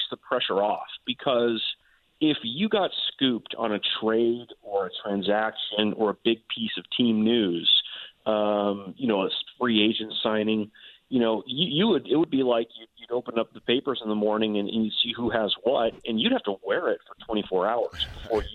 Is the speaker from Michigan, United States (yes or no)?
no; Inland Empire, California, United States; also born or lived in Chicago, Illinois; I grew up, we moved to LA when I was a kid. So I grew up in kind of the Inland Empire